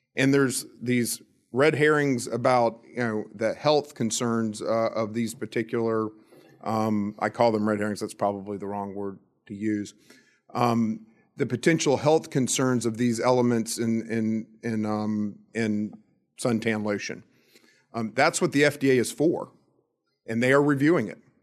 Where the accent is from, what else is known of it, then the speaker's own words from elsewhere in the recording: Florida, United States; I grew up in Florida